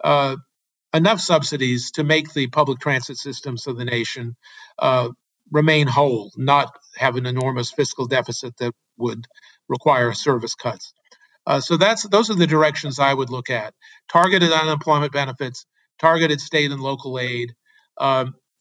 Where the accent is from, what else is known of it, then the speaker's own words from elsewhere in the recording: Berkeley, California, United States; In my hometown of Berkeley, California